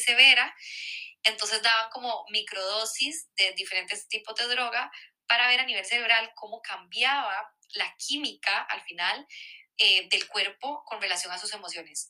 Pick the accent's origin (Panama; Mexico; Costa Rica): Costa Rica; moved away as an adult; now in Barcelona, Spain; soy de Costa Rica y ahí como que estamos muy acostumbrados